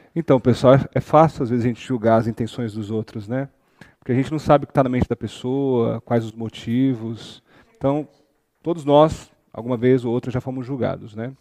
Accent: Tocantins, Brazil; moved away as an adult; now in Cascavel, Brazil; sou do Tocantins. Sou recém-chegado em Cascavel

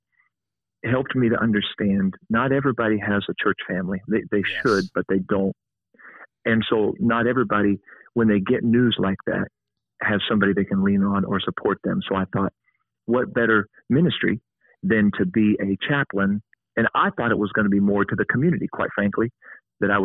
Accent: Mount Vernon, Ohio, United States; also born or lived in St. Louis / Florida; I'm also privileged to be a police chaplain for the Mount Vernon Police Department here in my hometown in Ohio

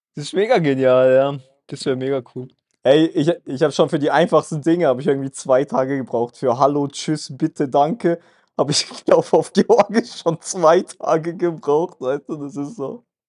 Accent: Germany; also born or lived in Kazakhstan; ich bin ja auch aus Kasachstan gekommen. Aber ich war ja sehr klein, ich kann mich ja daran gar nicht erinnern, wie wir da gelebt haben, sondern für mich ist Deutschland meine Heimat, ich bin da groß geworden

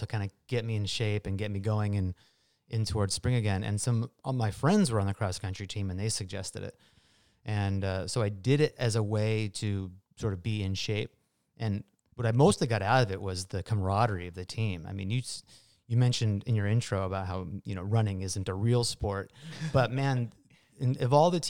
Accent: Marysville, Washington, United States; Yeah, I grew up in Marysville, actually. Went to Marysville Pilchuck High School.

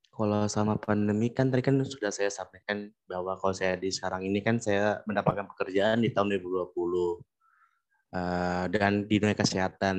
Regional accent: Bekasi, West Java, Indonesia; Untuk sekarang saya bekerja di tempat asal saya di Kota Bekasi.

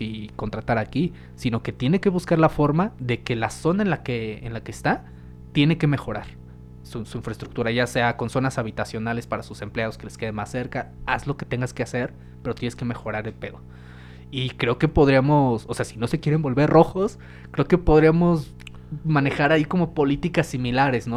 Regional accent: Mexico; como mexicanos

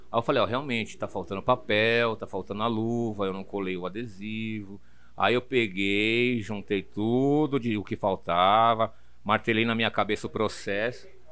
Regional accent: São Paulo, Brazil; eu sou de São Paulo, total, de São Paulo. Eu uhum. nasci na Madalena, fui morar no Butantã, e do Butantan eu vim pro Braz

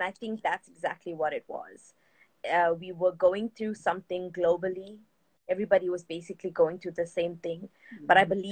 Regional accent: South Africa; I'm from South Africa

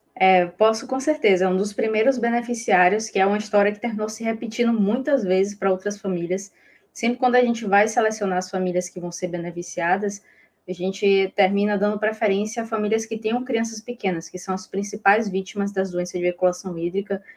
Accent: Bahia, Brazil; eu sou baiana

